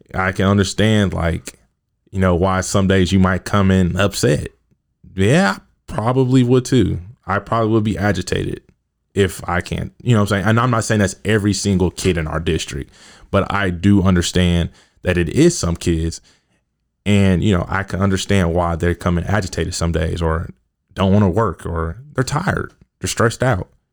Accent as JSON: {"language": "English", "town": "Kansas City", "region": "Missouri", "country": "United States", "tie": "born or raised there", "said": "I grew up in Kansas City, South Kansas City to be exact."}